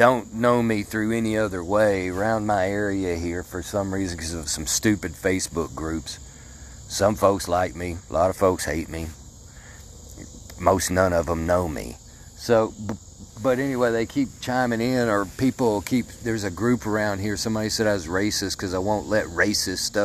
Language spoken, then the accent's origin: English; Mandeville, Arkansas, United States; I grew up in Mandeville, Arkansas.